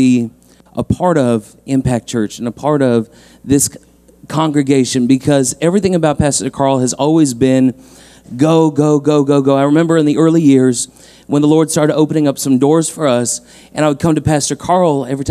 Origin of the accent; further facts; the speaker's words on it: London, Ontario, Canada; I was born and raised here in London, Ontario, on the East End, out by Dundas and Clark was kind of my hood